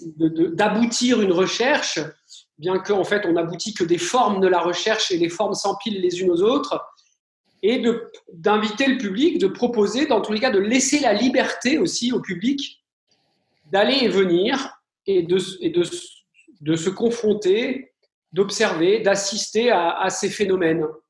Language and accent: French; France; chez nous en France